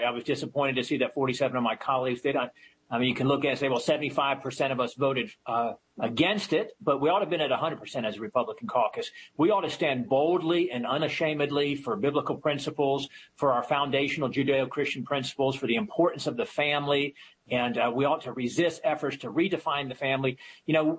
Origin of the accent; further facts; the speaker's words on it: Virginia, United States; my home state here in Virginia